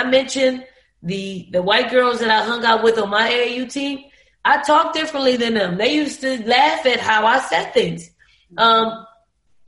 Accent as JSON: {"language": "English", "town": "Philadelphia", "region": "Pennsylvania", "country": "United States", "tie": "born or raised there", "said": "growing up in the Raymond Rosen Projects"}